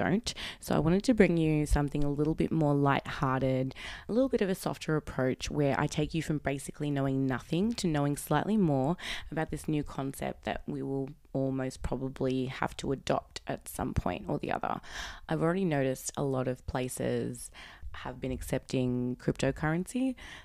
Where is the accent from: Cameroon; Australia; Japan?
Australia; Sydney, New South Wales; I am from Sydney, Australia.